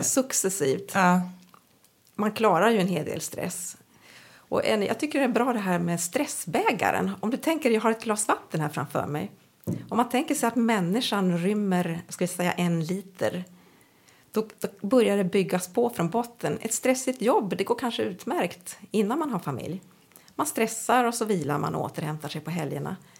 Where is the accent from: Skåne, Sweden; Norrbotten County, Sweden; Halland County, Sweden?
Norrbotten County, Sweden; also born or lived in Uppsala; now in Umeå, Sweden; Jag är egentligen född i Umeå och uppvuxen på olika, jag brukar säga olika metropoler i Norrbotten